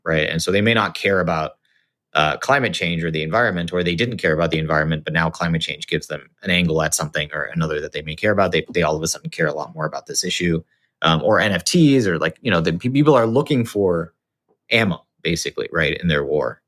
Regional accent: Singapore; moved away as an adult; also born or lived in Los Angeles, United States; I grew up in Singapore. um, to sort of Indian parents

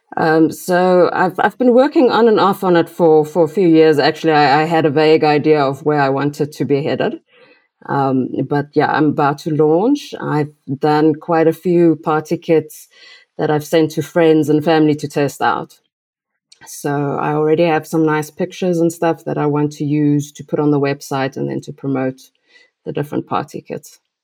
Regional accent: South Africa; I'm from South Africa

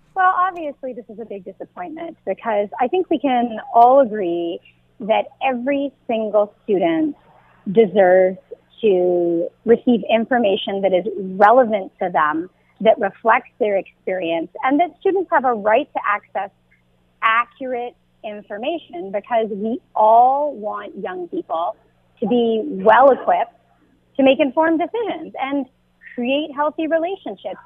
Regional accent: Canada; I'm born in Canada. I'm a Canadian citizen too.

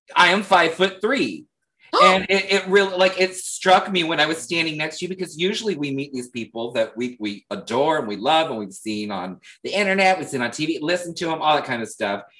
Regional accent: Leesburg, Florida, United States; I'm from Leesburg, Florida, which is like 45 minutes north of Orlando

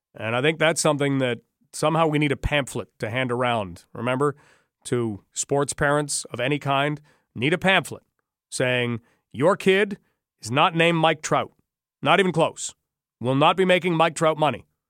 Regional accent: London, Ontario, Canada

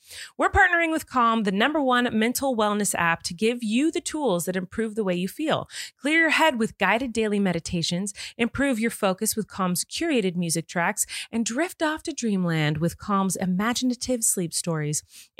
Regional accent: California, United States; As a Californian, that is my take.

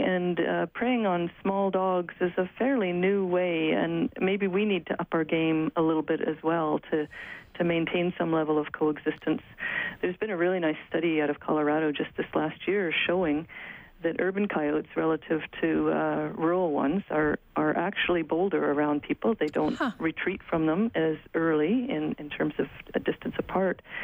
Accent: Alberta, Canada; I grew up in Alberta

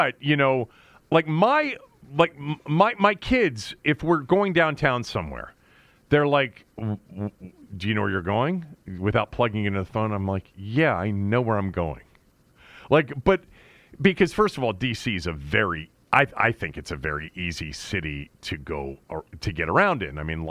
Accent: Bethesda, Maryland, United States; also born or lived in Washington, D.C.; even if I lived in Maryland, which I lived in most of my life, whenever I'm somewhere, I always say I'm from Washington, D.C. You know, I don't say I'm from Bethesda, or I live in Bethesda.

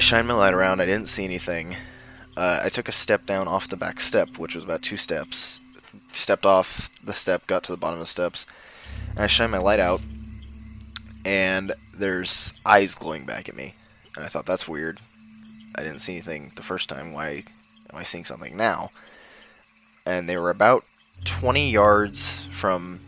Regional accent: Idaho, United States; also born or lived in Northern California; I was born in a small town in Northern California, almost on the Oregon border, but I grew up in Idaho

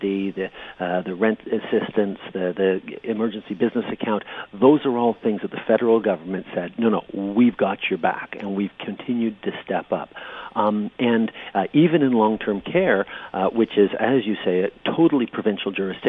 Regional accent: Canada; as a Canadian

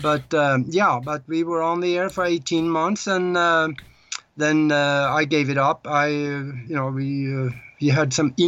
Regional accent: Norway; moved away as an adult; also born or lived in Minneapolis, United States; now in Tucson, United States; I'm living in the United States now, but I was born and raised in Europe, in Northern Europe, in Norway. I was born on a farm over there

